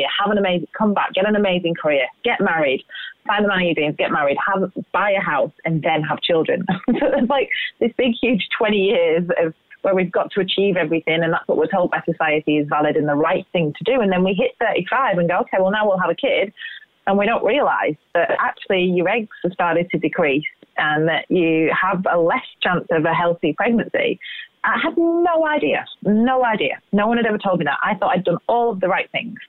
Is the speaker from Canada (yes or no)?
no; England, United Kingdom; moved away; we're both English. So imagine the diets that we grew up on